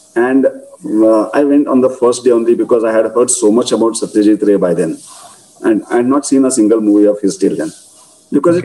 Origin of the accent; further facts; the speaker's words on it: Belgaum, Karnataka, India; My Belgaum is my hometown.